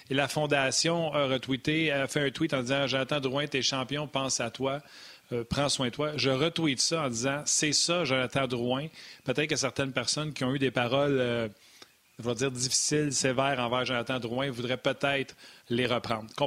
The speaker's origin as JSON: {"language": "French", "region": "Quebec", "country": "Canada", "said": "Je suis québécois. Je sais que c'est euh, c'est quoi jouer à Montréal."}